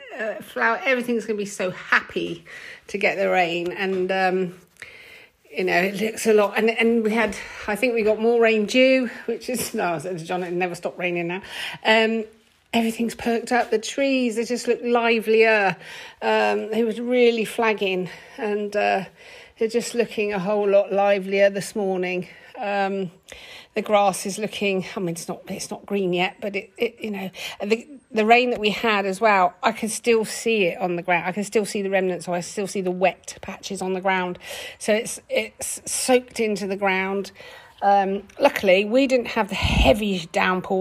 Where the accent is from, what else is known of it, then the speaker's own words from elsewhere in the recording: England, United Kingdom; as an English person, a British person